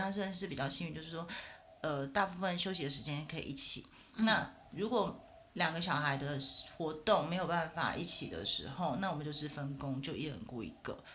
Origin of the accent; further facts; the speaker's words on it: Taichung, Taiwan; now in Taipei, Taiwan; 我是台中人，但是我现在在台北上班，在台北生活